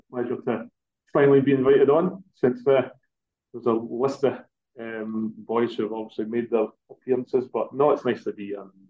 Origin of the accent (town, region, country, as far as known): Forfar, Scotland, United Kingdom; born or raised there